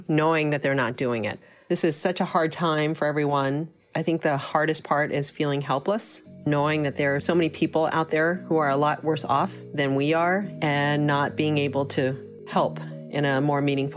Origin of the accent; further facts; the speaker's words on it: California, United States; now in Midwest, United States; I live in the Midwest, but I'm from California